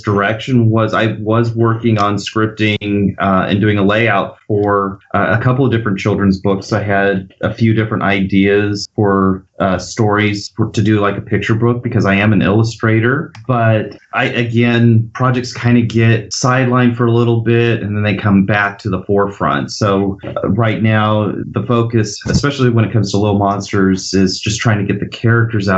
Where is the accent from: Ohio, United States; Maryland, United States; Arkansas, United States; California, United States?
California, United States; Bakersfield; I'm from Bakersfield, California, so the Central Valley